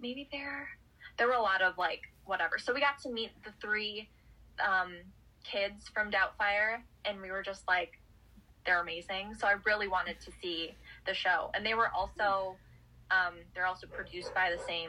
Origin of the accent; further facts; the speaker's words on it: Wisconsin, United States; I'm from Wisconsin